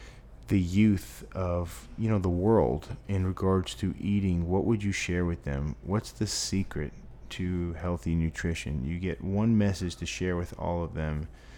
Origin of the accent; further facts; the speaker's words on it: Fall River, Massachusetts, United States; I'm from Fall River, Massachusetts